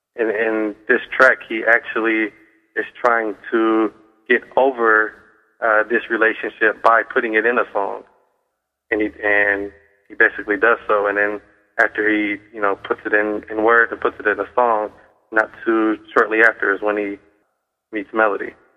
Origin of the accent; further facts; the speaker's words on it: Cleveland, Ohio, United States; I grew up in Cleveland, and I love the town of Cleveland.